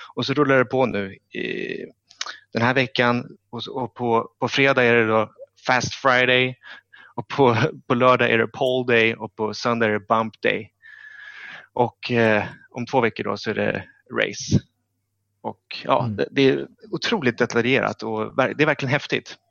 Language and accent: Swedish; Stockholm, Stockholm County, Sweden; jag är från Stockholm